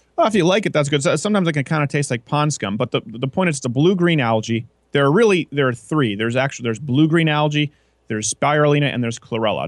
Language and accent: English; Quebec, Canada; moved away; also born or lived in Michigan; where I was raised in Quebec